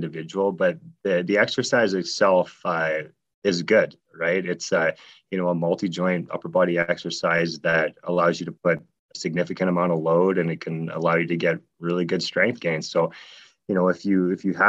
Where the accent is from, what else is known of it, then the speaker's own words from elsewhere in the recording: Snow Lake, Manitoba, Canada; growing up in a really small town called Snow Lake, Manitoba